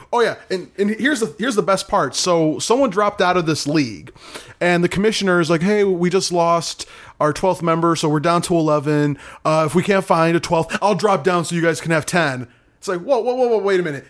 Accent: Michigan, United States; moved away; somewhere in my hometown

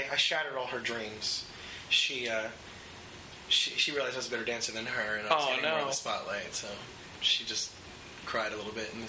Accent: New York, United States; also born or lived in Los Angeles; I've lived in L.A. before. I'm definitely an East Coast boy.

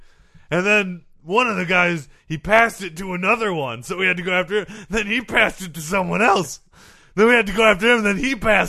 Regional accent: United States; Because I'm from America.

